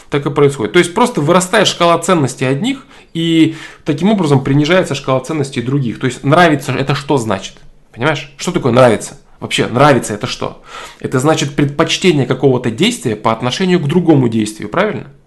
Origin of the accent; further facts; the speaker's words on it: Russia; Я вырос в России, это моя родина, и я понимаю, что я никогда не стану немцем, американцем и так далее. Но действительно ли я русский? Я сам бурят по национальности, но буряты это русские.